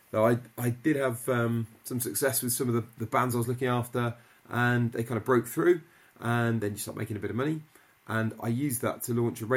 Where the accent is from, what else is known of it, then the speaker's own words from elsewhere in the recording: Midlands, United Kingdom; I grew up in the Midlands